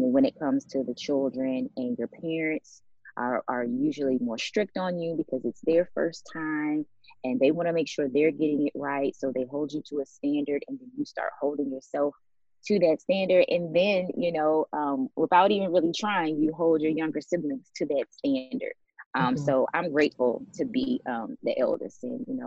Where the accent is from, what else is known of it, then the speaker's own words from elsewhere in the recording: Washington, District of Columbia, United States; moved away as an adult; also born or lived in Maryland; now in Dallas, United States; I'm actually from Washington, D.C. I grew up in the DMV area.